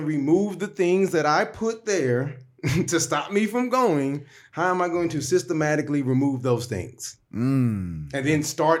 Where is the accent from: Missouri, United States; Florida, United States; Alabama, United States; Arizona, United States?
Missouri, United States; St. Louis; I'm from St. Louis. You know what I'm saying? Like, I grew up with, it is what it is. You know, I had the red hat, I'm dark skinned